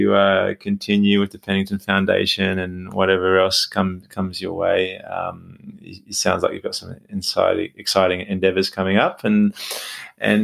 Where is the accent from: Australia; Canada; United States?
Australia; I'm Australian, and when they moved from Turkey to Australia